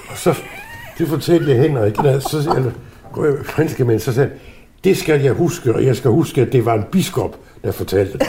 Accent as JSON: {"language": "Danish", "area": "Southern Jutland", "region": "Southern Denmark", "country": "Denmark", "tie": "born or raised there", "moved": "yes", "said": "voksede jeg op i Sønderjylland. I en lille bitte landsby, pokker i vold, uden for landslovret"}